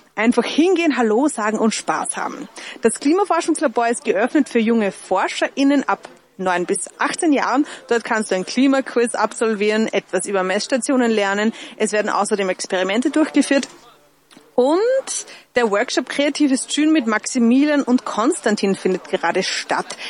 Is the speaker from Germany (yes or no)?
no; Upper Austria, Austria; Ich bin aus Oberösterreich